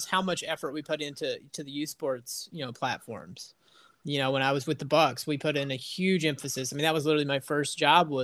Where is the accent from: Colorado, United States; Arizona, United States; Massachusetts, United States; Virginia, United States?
Virginia, United States; near the Kentucky border and Bristol, southwest; accent: southern twang; I'm on the complete opposite side of the state of Virginia of you. I'm right on the Kentucky border. So I don't know if you can hear my southern twang. It tends to pop out after I go back home for a couple days